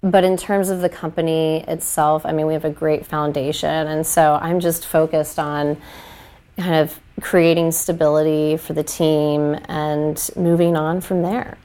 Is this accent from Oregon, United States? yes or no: no; Wooster, Ohio, United States; moved away as an adult; also born or lived in Nashville, Tennessee; now in Columbus, United States; I grew up in Worcester